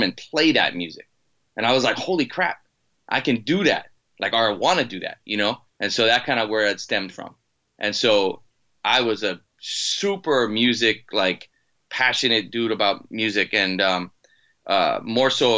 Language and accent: English; Maui, Hawaii, United States; also born or lived in Boston, Massachusetts; I'm originally from Boston and I was uprooted when I was like seven and my mom had a friend that moved over to Maui, Hawaii, and she kind of followed her there and took me and my brother